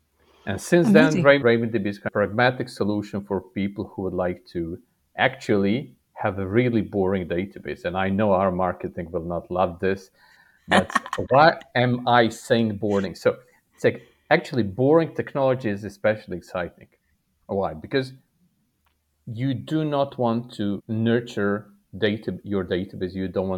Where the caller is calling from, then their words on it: Serbia; I'm physically sitting in Serbia. For people less familiar with third world countries, this is south of Hungary and east from Croatia and Italy.